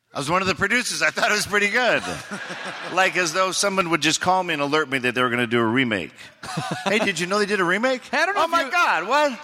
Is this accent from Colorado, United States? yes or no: no; Oregon, United States; I'm from Oregon